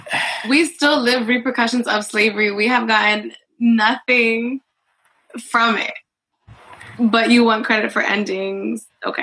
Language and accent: English; Maryland, United States; also born or lived in Connecticut; I'm from DMV. I would say I'm from Maryland because I spent most of my life there.